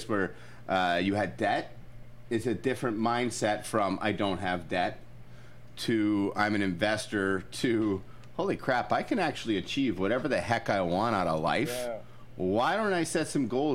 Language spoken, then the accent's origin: English; Scotland, United Kingdom; I'm Scottish